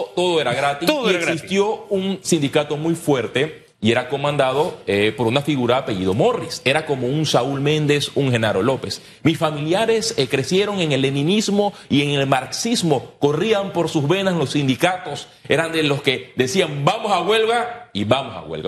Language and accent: Spanish; Puerto Armuelles, Chiriquí, Panama; Yo vivía en un círculo en el epicentro de la izquierda en su momento de Puerto Armuelles